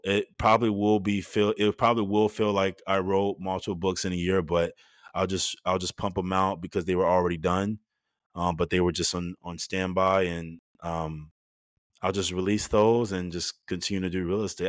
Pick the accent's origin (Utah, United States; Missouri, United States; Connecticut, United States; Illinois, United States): Illinois, United States; Chicago; moved away; I growing up in Chicago